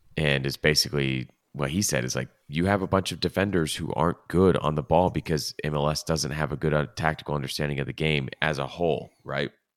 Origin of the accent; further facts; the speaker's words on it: Los Angeles, California, United States; L A F C is my team 'cause they're from my hometown, and it feels actually like my hometown.